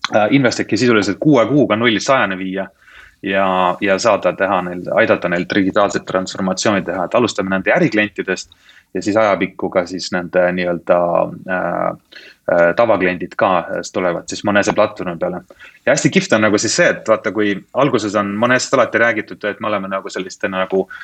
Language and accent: Estonian; Estonia; now in United Kingdom; olen eestlane, eks ole, eesti keelt oma arust räägin ilma aktsendita siiski